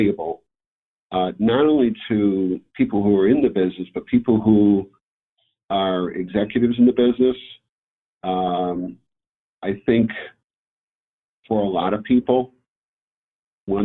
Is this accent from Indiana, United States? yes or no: no; Hartford area, Connecticut, United States; I grew up in Connecticut, where in the Hartford